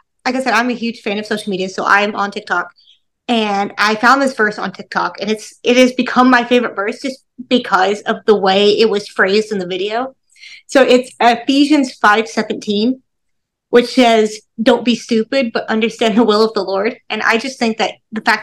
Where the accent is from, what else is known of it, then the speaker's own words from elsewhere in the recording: Tennessee, United States; also born or lived in North Dakota; now in Georgia, United States; We moved from North Dakota to Tennessee when I was 7